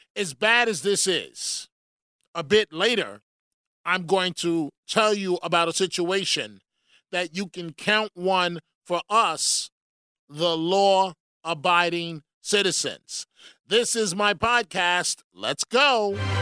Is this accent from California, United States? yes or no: no; New York City, New York, United States; my book on my life, Growing Up in New York City